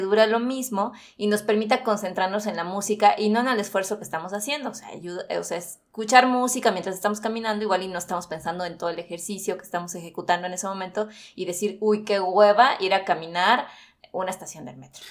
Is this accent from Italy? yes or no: no; Mexico City, Mexico; somos los de la CDMX